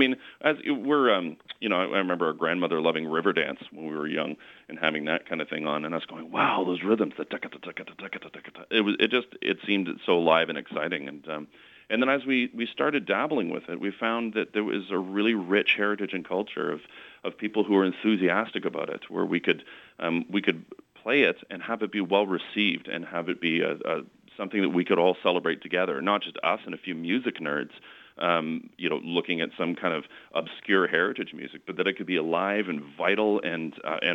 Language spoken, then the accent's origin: English; Canada; I am half Scottish. Now, I mean, I'm Canadian. You know, I've never lived overseas